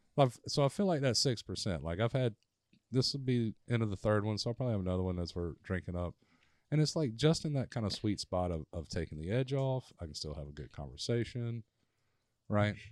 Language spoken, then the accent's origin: English; Prattville, Alabama, United States; I grew up in Prattville, Alabama